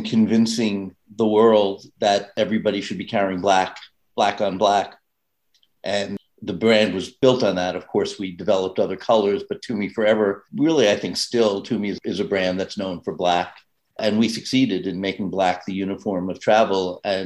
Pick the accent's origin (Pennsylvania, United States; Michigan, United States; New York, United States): New York, United States; New York City; I grew up, born and raised in New York